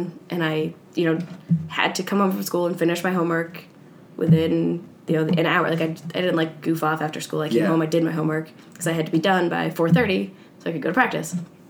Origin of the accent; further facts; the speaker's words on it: New York, United States; Northern New York.